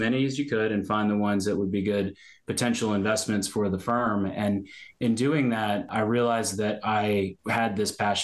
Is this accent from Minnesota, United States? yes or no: no; Richmond, Virginia, United States; also born or lived in Baltimore, Maryland; now in Annapolis, United States; I grew up in Richmond, Virginia.